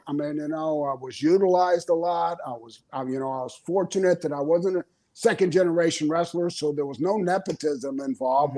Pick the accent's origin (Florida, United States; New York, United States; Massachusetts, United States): Florida, United States; also born or lived in Minnesota; I'm from Florida, man.